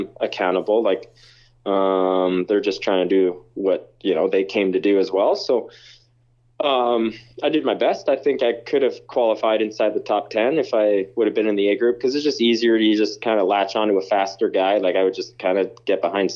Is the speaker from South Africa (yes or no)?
no; Canada; I'm a Canadian